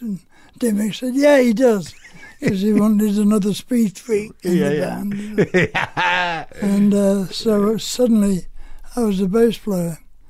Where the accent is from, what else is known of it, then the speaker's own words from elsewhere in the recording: Stoke-on-Trent, West Midlands, United Kingdom; also born or lived in Madeley; I was born in Stoke in the Midlands.